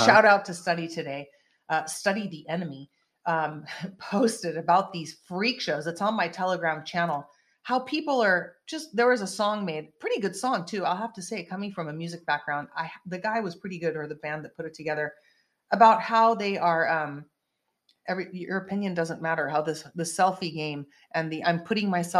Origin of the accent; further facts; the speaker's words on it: California, United States; I'm a Californian born and raised in this state, in this beautiful golden state